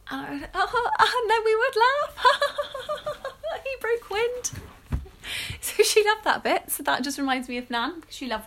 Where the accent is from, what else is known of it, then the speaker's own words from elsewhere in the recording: England, United Kingdom; we're English